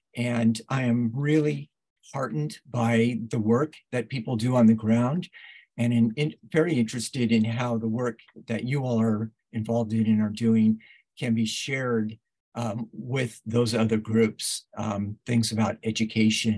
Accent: Oakland, California, United States; now in Grand Rapids, United States; I'm from Oakland, California, in the San Francisco Bay Area originally, currently living in Grand Rapids, Michigan.

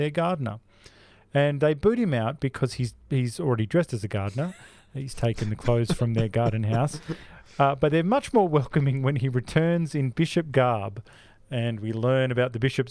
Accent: Australia; We're Australian

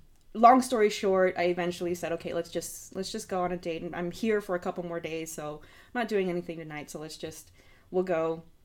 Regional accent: Los Angeles, California, United States; moved away as an adult; also born or lived in Oakland, California; now in Arkansas, United States; I'm from California. I was born in Los Angeles and I moved up to the Bay Area in Oakland.

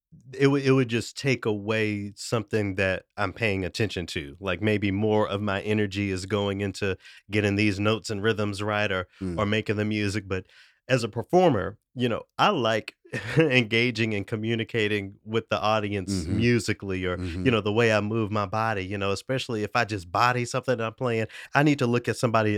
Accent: Memphis, Tennessee, United States; moved away; also born or lived in Knoxville; my hometown of Memphis, Tennessee

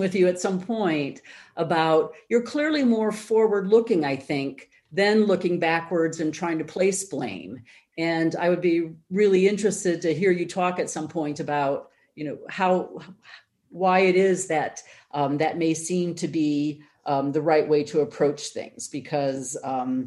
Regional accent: United States; maybe you hear this in my accent, but I am an American

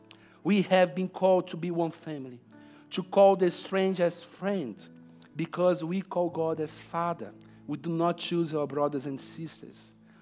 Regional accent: Brazil; now in Australia; Come on, I came from Brazil. It's really far, but the Holy Spirit makes it really close. It's so improbable for myself to be preaching here this morning. I never thought in my life one day I would be living in Australia.

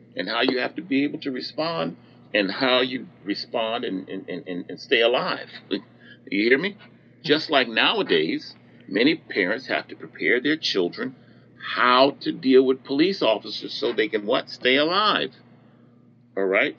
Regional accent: New Jersey, United States; moved away as an adult; I grew up in New Jersey

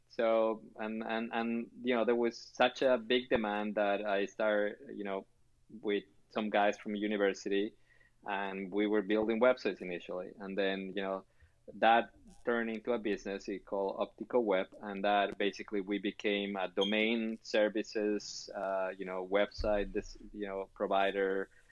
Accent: Chile; moved away; also born or lived in Canada; I was born in Chile.

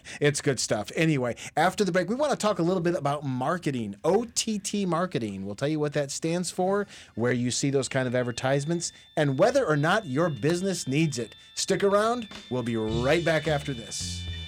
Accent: Michigan, United States; now in Lakeland, United States; I'm from Michigan

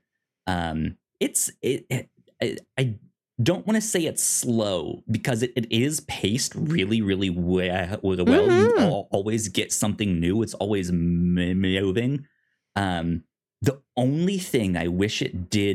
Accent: Virginia, United States; now in Oklahoma, United States; me growing up in Virginia

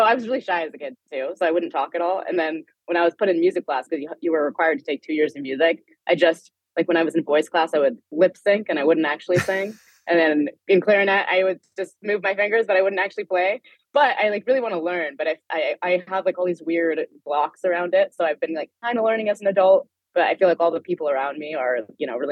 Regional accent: Palo Alto, California, United States; I grew up in Palo Alto, which is like, it's where Stanford University is.

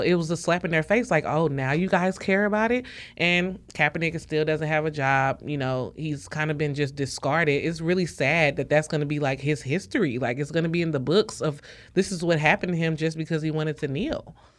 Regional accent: St. Louis, Missouri, United States; I'm from Saint Louis

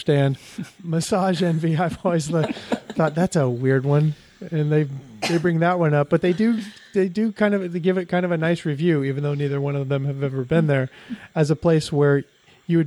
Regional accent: Bellevue, Washington, United States; also born or lived in Seattle; I was born in Seattle, but I grew up in Bellevue

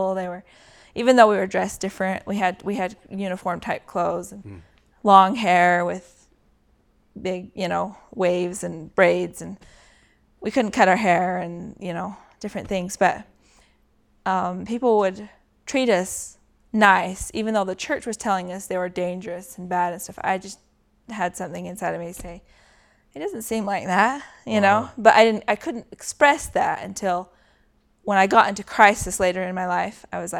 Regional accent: Sandy, Utah, United States; born there; I was born in Sandy, Utah.

